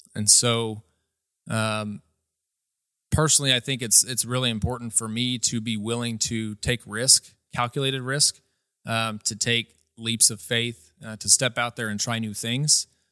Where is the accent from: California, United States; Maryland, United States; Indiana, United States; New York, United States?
Indiana, United States; Atlanta; I grew up here in Atlanta, Indiana.